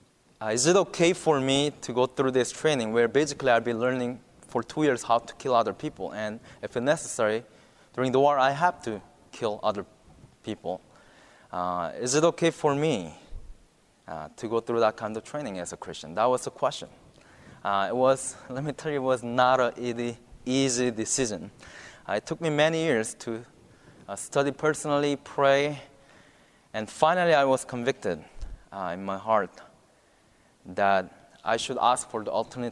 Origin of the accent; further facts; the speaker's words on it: South Korea; moved away as an adult; now in Virginia, United States; I'm from South Korea